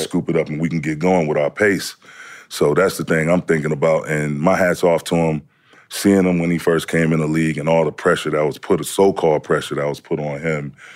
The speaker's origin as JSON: {"language": "English", "town": "Saginaw", "region": "Michigan", "country": "United States", "tie": "born or raised there", "also_born_or_lived": "Lubbock, Texas", "moved": "yes", "said": "East Side, Saginaw, between Remington and Holland"}